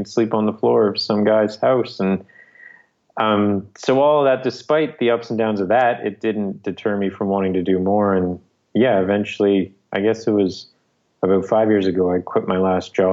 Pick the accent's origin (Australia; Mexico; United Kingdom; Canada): Canada; moved away as an adult; also born or lived in Newfoundland; my home province.